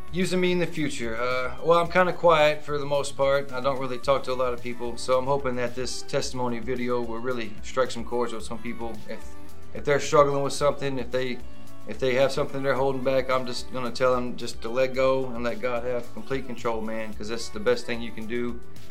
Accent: Nashville, Tennessee, United States; moved away; My pre-Jesus story is I grew up in Nashville, Tennessee. And my mom, we didn't really go to church.

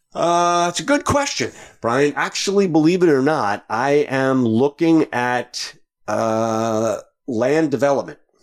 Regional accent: Long Island, New York, United States; Originally from New York, way out

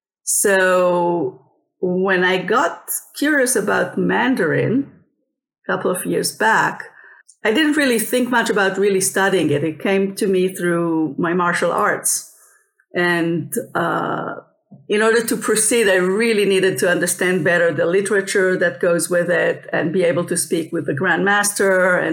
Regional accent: Israel; first language Hebrew; English is a second language; also born or lived in Paris, France; Yes, I was born in Israel. And so my first language was Hebrew. Just my parents were born in Israel as well. And at age 3, my dad went to Europe to study. And I was in Paris. My first kindergarten was in France.

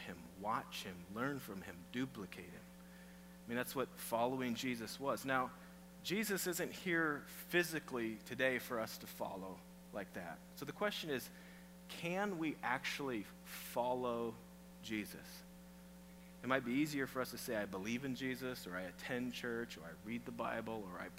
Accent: Iowa, United States; moved away; I'm from Iowa

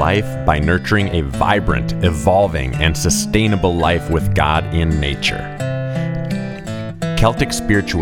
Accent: Wisconsin, United States; I was from Wisconsin

